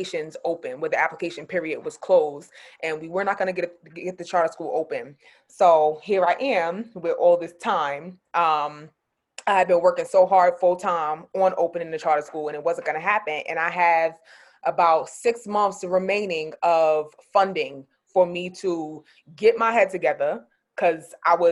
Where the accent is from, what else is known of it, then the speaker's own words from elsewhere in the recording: New York City, New York, United States; also born or lived in San Diego; I'm from Queens. I'm from Far Rockaway, Queens, New York.